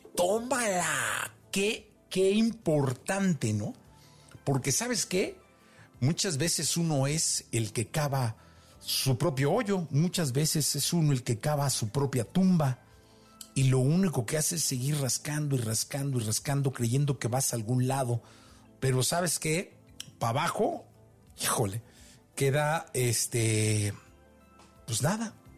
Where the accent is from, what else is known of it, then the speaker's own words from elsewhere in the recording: Mexico; soy mexicano